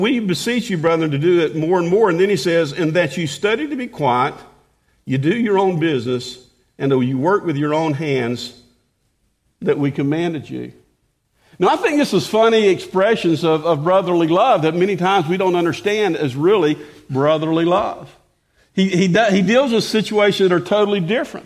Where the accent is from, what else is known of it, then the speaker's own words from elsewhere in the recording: the South, United States; I grew up in the South